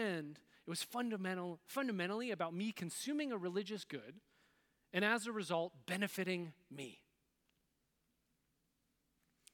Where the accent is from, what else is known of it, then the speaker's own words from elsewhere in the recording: West Coast, United States; growing up on the West Coast, 21st century, in the United States